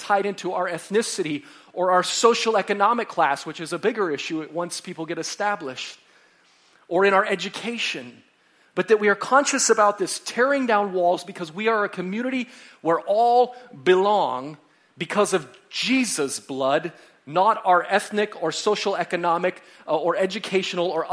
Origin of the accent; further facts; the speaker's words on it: United States; now in Canada; I'm from the States